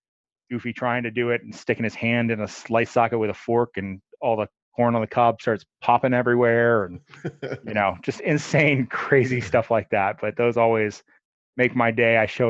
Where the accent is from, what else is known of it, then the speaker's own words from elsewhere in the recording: Fort Wayne, Indiana, United States; I'm from Fort Wayne, Indiana, all my life, pretty much.